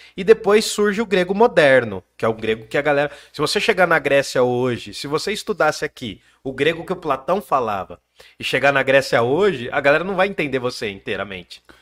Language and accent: Portuguese; Brazil; nós somos brasileiros, falamos português